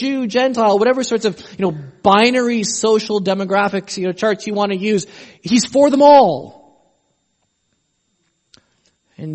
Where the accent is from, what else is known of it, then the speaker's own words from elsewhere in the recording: Canada; I'm Canadian